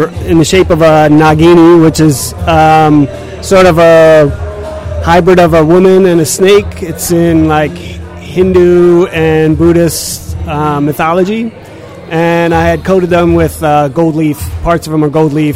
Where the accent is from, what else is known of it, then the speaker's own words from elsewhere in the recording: Smithtown, New York, United States; moved away as an adult; also born or lived in Philadelphia / Richmond; I grew up in Long Island. I went to art school in Philly